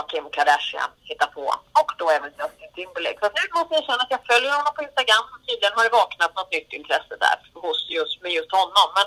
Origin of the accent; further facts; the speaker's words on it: Gävle, Gävleborg County, Sweden; also born or lived in Södermalm, Stockholm; now in Stockholm, Sweden; Då är vi i Gävle, precis där jag är född och uppväxt.